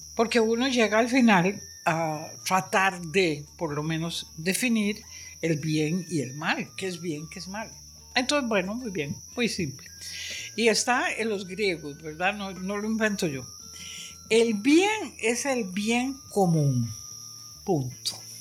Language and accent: Spanish; San José, Costa Rica; yo soy de Amón